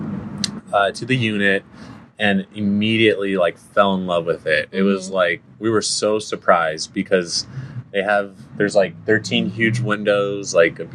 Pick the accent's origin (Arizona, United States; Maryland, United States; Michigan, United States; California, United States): California, United States; San Dimas; also born or lived in Upland; I grew up on Walnut in San Dimas